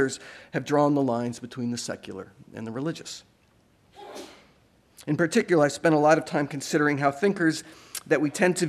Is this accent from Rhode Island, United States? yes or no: yes; Providence, Rhode Island, United States; moved away; also born or lived in Vermont; growing up in Providence, Rhode Island, and in Vermont